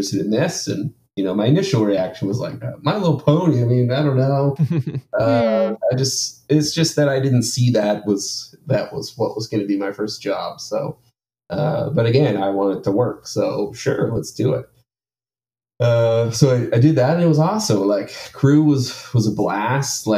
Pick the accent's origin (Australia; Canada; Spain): Canada; Maple Ridge, British Columbia; also born or lived in Ontario; now in Vancouver, Canada; I grew mm-hmm. up kind of in a town maybe an hour away, called Maple Ridge. So I grew up there